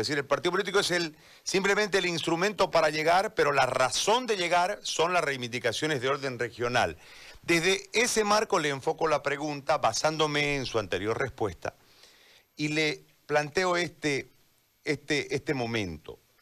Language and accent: Spanish; eastern Bolivia, Bolivia; yo soy parte de, esta, de, este lado del país, fuimos estigmatizados